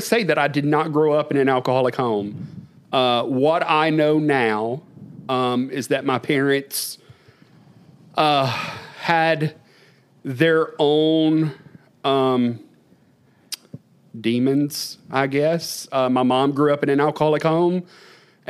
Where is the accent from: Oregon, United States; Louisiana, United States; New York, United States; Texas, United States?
Louisiana, United States; Stanley; I grew up in Podunk, Louisiana, a little community called Stanley, population 15